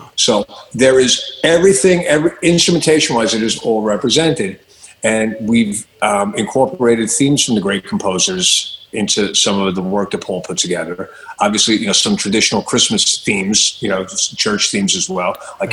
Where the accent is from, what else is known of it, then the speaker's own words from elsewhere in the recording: Long Island, New York, United States; moved away; I came from Long Island